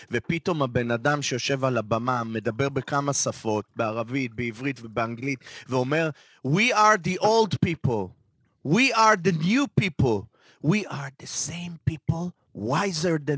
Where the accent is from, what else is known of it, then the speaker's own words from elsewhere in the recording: Israel; נקודת הפנים שלי, ישראל. אה, וואלה, מהמקום הקלישאה הכי פשוטה. פה נולדתי, פה גודלים ילדיי